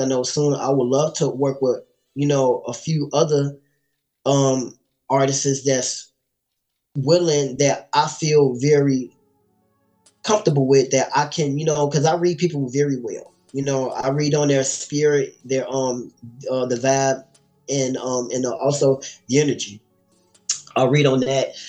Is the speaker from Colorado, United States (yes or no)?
no; Gary, Indiana, United States; also born or lived in Chicago, Illinois; Gary is where I grew up